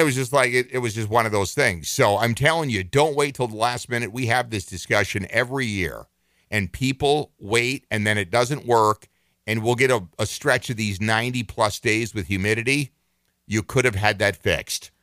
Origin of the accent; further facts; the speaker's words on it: Minneapolis, Minnesota, United States; I've lived here my entire life. I was born in Minneapolis, raised in this state